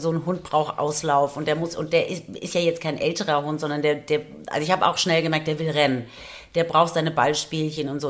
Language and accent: German; Taunus, Hesse, Germany; now in Frankfurt, Germany; ich komme ja aus dem Taunus eigentlich